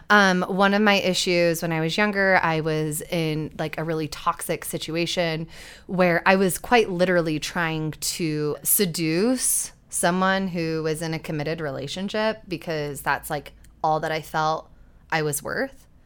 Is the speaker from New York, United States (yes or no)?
no; Utah, United States; we grew up in Utah where there is literally no sex education